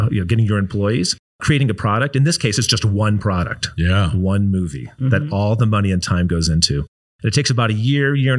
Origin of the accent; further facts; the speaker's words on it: Chicago, Illinois, United States; moved away as an adult; also born or lived in Iowa / California; I grew up in Chicago, made my way to Iowa for college